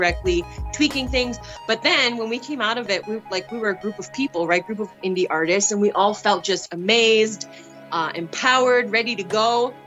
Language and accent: English; Alberta, Canada; also born or lived in Treaty 8 territory, northern Alberta / Edmonton; I've been born and raised in Alberta all my life and currently based in Edmonton, been here for the past 10 years